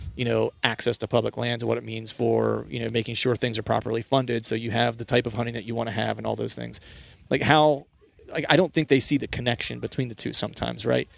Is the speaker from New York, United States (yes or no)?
no; Pennsylvania, United States; I'm from Pennsylvania, grew up hunting Pennsylvania